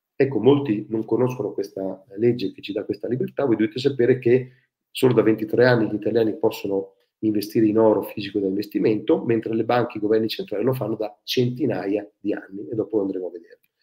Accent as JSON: {"language": "Italian", "town": "Ferrara", "region": "Emilia-Romagna", "country": "Italy", "tie": "born or raised there", "said": "sono nato a Ferrara"}